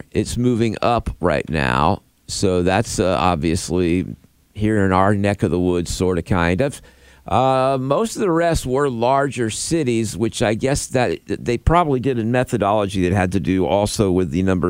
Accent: Florida, United States; I grew up in Florida.

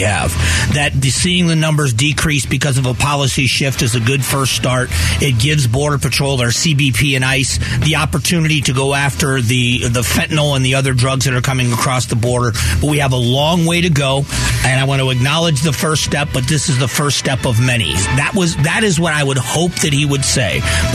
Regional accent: Cleveland, Ohio, United States; now in Phoenix, United States; I was born in Cleveland, so I remember when it was called the Mistake on the Lake

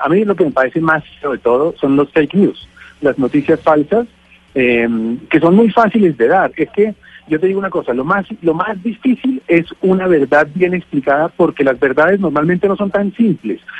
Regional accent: Bogotá, Colombia; yo soy de Bogotá

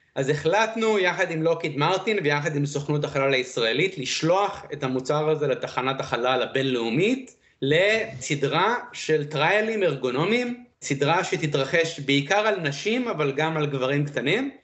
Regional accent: Israel; also born or lived in Beersheba, Israel / Dimona, Israel / Iowa, United States; האם גדלתי בישראל? אז למעשה, החודשיים ראשונים ביליתי במדבריות של ישראל, בבאר שבע, דימונה, ואז אה, עברנו לפוסט-דוקטורט של אבא שלי, לשלגים הכבירים של איואה, וביליתי את העשר שנים הראשונות שלי בארצות הברית. וזהו, ואז עברנו לישראל, עשיתי צבא

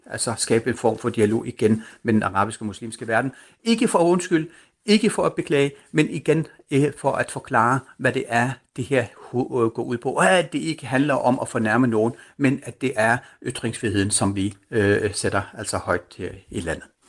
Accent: Denmark; du og jeg som danskere

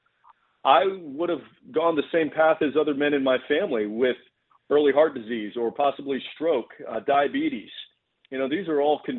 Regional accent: Texas, United States; I'm from Texas.

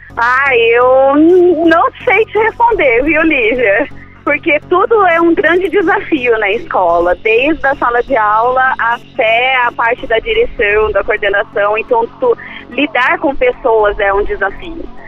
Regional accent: São José dos Campos, São Paulo, Brazil; Eu sou de São José dos Campos

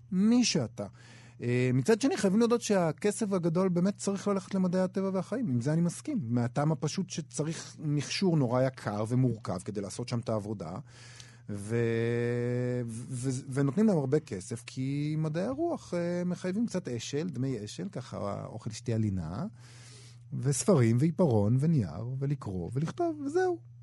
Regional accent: Rehovot, Central District, Israel; גדלתי במכון ויצמן בתור ילד

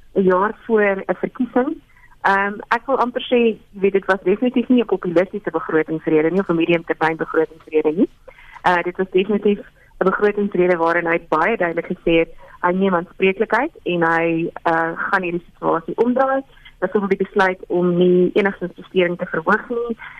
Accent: South Africa; ons as Suid-Afrikaners

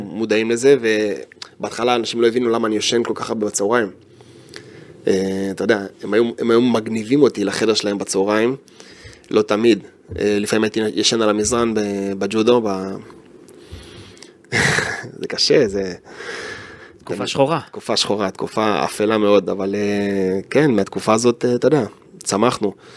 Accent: Israel

